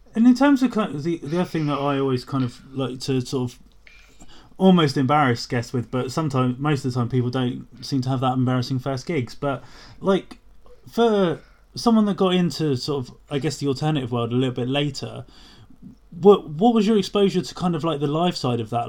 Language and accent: English; Portsmouth, South East England, United Kingdom; moved away; also born or lived in London; I'm I'm Portsmouth